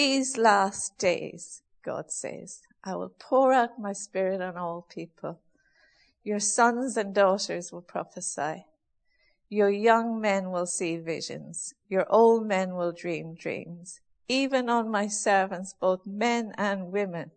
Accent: Ireland; being Irish, we had a few cows when I was young, and we used to send milk to the creamery

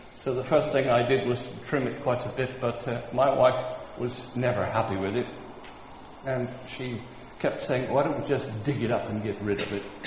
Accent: Kansas, United States; moved away; where I grew up in Kansas

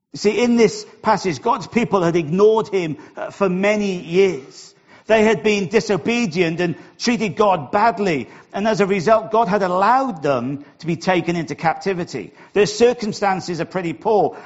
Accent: Wales, United Kingdom; accent: Welsh; my Welsh accent

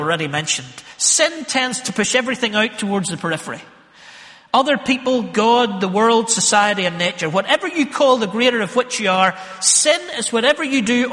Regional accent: Northern Ireland, United Kingdom; we're from Northern Ireland

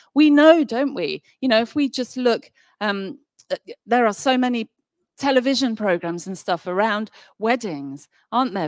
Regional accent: Nottingham, East Midlands, United Kingdom; moved away; I come from Nottingham originally. I haven't lived there for many, many years

